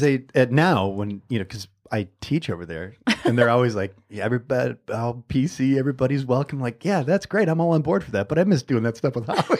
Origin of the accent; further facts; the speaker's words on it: Michigan, United States; I'm from Michigan. I'm born and raised.